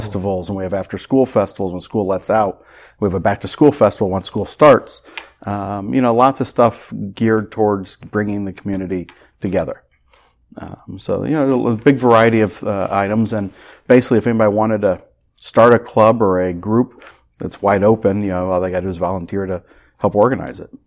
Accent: Carmel, Indiana, United States; when I grew up in Carmel, Carmel was twenty-five thousand people

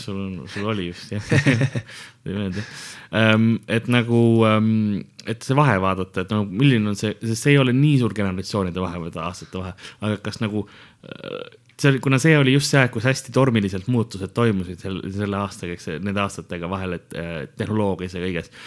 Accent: Tallinn, Harju County, Estonia; first language Estonian; kolisime Lasnamäele ja, ja ülejäänud on ajalugu, nagu öeldakse et siis ma kasvasin seal ülesse

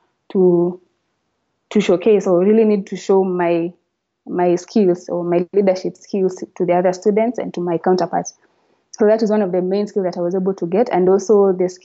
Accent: Kenya; as a Kenyan

